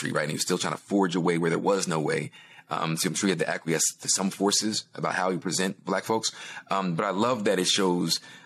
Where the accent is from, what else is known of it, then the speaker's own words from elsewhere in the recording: New Jersey, United States; growing up in South Jersey with regular working class white people